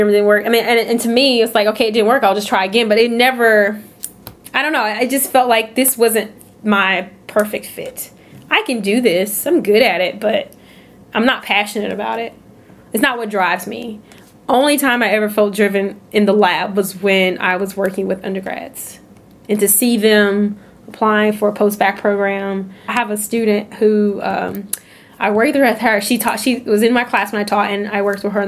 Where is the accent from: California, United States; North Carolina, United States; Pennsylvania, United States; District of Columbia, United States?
North Carolina, United States; I'm from North Carolina. I wanted to come to grad school in North Carolina.